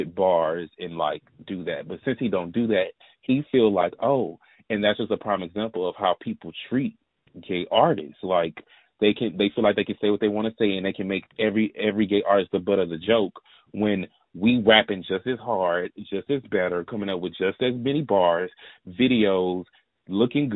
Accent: the South, United States; I'm from the South

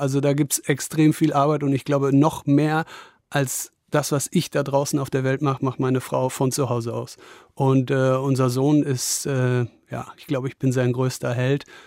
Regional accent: Wesel, North Rhine-Westphalia, Germany; moved away; in meiner Heimatstadt Wesel oder in der Nähe von Wesel

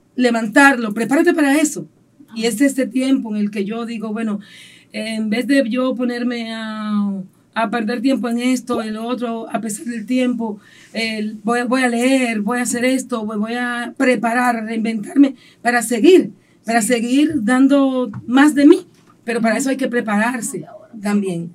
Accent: San Pedro de Macorís, Dominican Republic; also born or lived in Santo Domingo; Me nací aquí en San Pedro de Macorís, me crié aquí en San Pedro

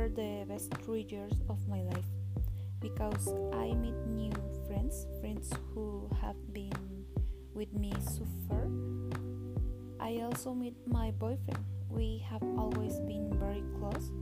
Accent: Oaxaca, Mexico; I was born in Oaxaca, and all my life I've lived it here.

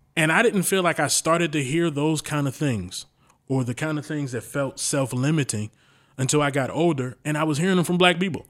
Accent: Baltimore, Maryland, United States; I've been around predominantly black people growing up in Baltimore

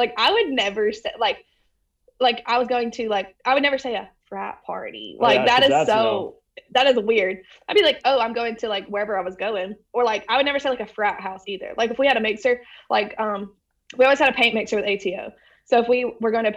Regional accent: Aniana, Alabama, United States; I'm from Aniana

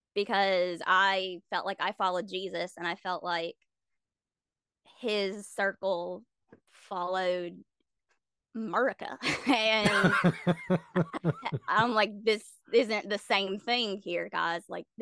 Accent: South Carolina, United States; So I grew up in South Carolina because my dad was in the military.

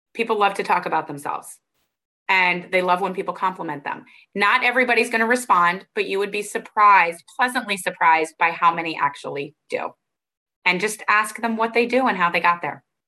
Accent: Arizona, United States; I grew up in Arizona

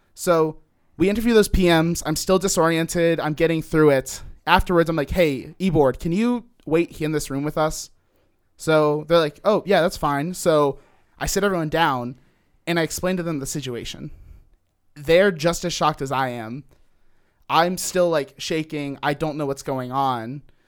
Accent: Cincinnati, Ohio, United States; I'm from Cincinnati, Ohio.

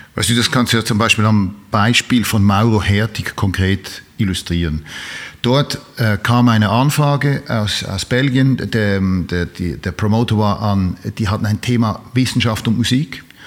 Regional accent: Switzerland; ich bin Schweizer

